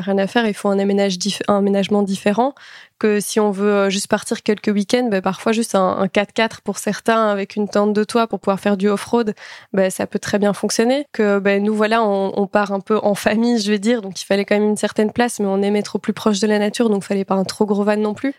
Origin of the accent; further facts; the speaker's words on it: Belgium; nous, on est belges